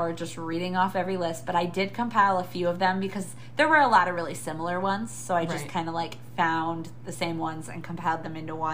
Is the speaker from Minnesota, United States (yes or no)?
yes; Minnesota, United States; I'm from Minnesota